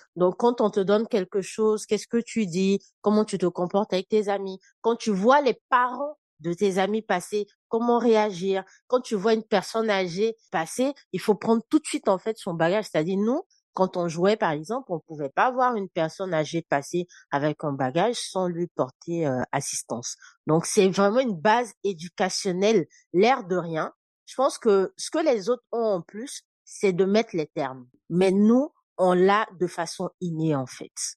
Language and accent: French; Côte d’Ivoire; moved away as an adult; also born or lived in Senegal; now in France; Et moi et mes frères, justement, nous naissons en Côte d'Ivoire. Donc, je fais tout mon parcours en fait euh, scolaire jusqu'au bac en fait en Côte d'Ivoire